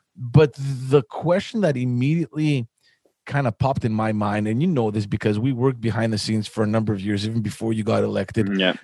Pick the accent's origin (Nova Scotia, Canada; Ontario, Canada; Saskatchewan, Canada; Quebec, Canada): Quebec, Canada; Montreal; I grew up in Park X